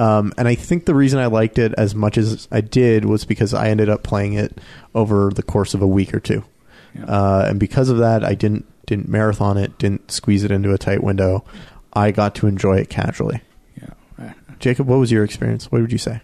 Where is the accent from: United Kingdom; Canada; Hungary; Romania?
Canada; We're so Canadian.